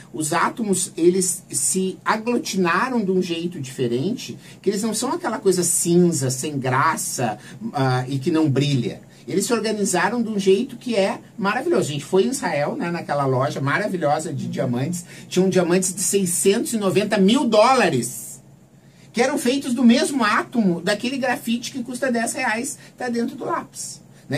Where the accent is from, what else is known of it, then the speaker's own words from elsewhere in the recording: Santa Maria, Rio Grande do Sul, Brazil; moved away as an adult; also born or lived in Porto Alegre; now in São Paulo, Brazil; sou natural de Santa Maria